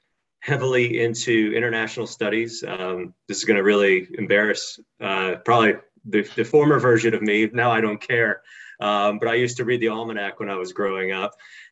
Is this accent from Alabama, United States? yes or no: yes; Birmingham, Alabama, United States; moved away as an adult; also born or lived in Indiana / Netherlands / Israel / Australia; But I was born and raised in Birmingham.